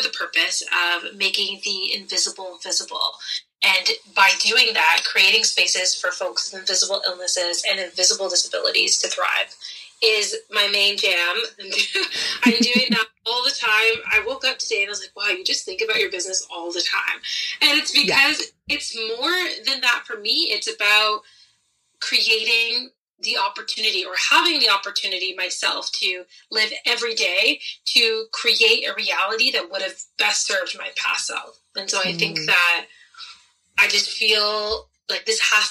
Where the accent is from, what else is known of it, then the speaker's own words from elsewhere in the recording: Ontario, Canada; also born or lived in British Columbia coast / England; now in Sooke, Canada; I grew up in Ontario, so I'm used to a little bit of rain